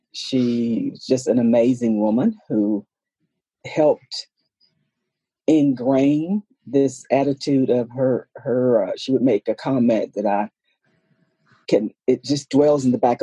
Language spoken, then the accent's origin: English; Christiansburg, Virginia, United States; I was born and raised here in Southwest Virginia, Montgomery County, Christiansburg